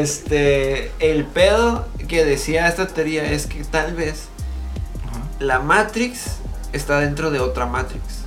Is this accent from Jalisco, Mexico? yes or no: no; Baja California, Mexico; Somos personas de la frontera, sí, somos personas. Y aparte somos mexicanos.